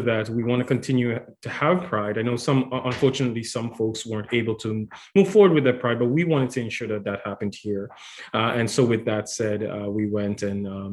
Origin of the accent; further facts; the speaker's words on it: Antigua & Barbuda; moved away as an adult; also born or lived in Dominican Republic; now in Ottawa, Canada; I'm originally from the Dominican Republic, but I was raised in a small island called Antigua and Barbuda